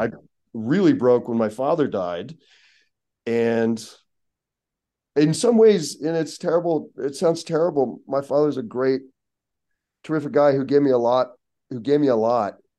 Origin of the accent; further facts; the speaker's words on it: Pittsburgh, Pennsylvania, United States; also born or lived in Seattle / Baltimore; now in Los Angeles, United States; growing up in Pittsburgh